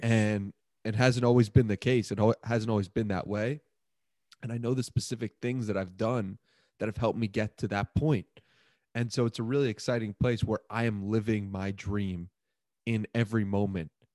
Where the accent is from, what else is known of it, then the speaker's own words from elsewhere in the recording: Port Washington, New York, United States; Grew up in this beautiful place called Port Washington, New York